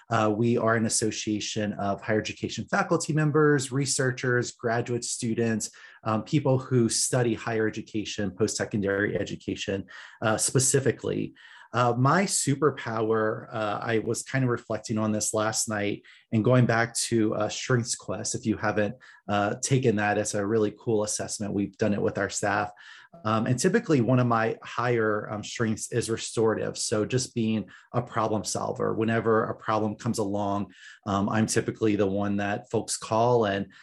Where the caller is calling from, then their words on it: Las Vegas, Nevada, United States; So I'm joining from Las Vegas, which is the traditional homelands of the Southern Paiute, who have been longtime caretakers of this land.